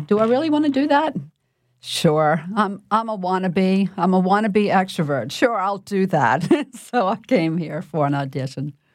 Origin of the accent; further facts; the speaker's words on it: New Orleans, Louisiana, United States; I was born and raised in New Orleans by parents who were also born and raised in New Orleans